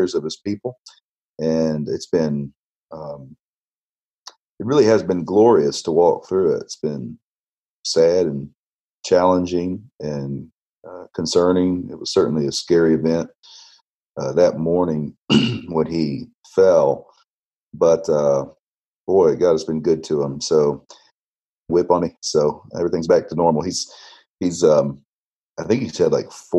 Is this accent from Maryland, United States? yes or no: no; Avon Park, Florida, United States; also born or lived in Louisville, Kentucky; now in Cape Coral, United States; I was born and raised in Central Florida, a little small town called Avon Park